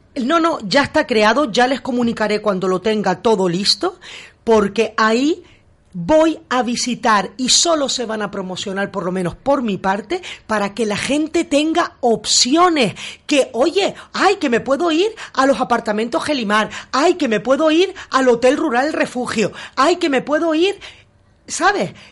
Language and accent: Spanish; Gran Canaria, Canary Islands, Spain; now in Beverly Hills, United States